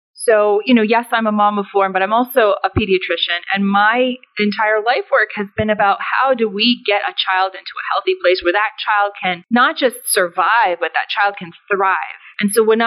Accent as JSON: {"language": "English", "country": "United States", "tie": "born or raised there", "said": "So I'm someone who is born and raised in the United States, but as a first-generation American. So my family came over to the United States from Afghanistan"}